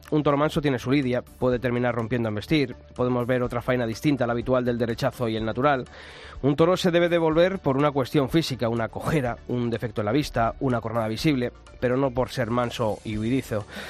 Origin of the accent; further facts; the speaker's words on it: Madrid, Community of Madrid, Spain; los que somos de Madrid, pues oye, es la fiesta de nuestro pueblo